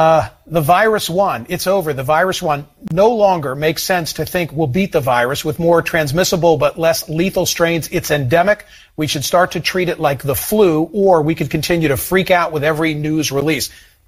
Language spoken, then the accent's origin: English; Philadelphia, Pennsylvania, United States; also born or lived in New York City; I'm from Philadelphia, so it's not like I live in a rural area.